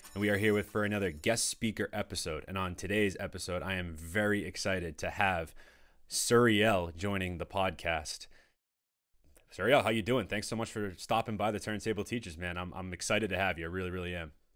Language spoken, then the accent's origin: English; Danvers, Massachusetts, United States; also born or lived in Peabody / Framingham / Medford / Reading; now in North Andover, United States; I grew up in Danvers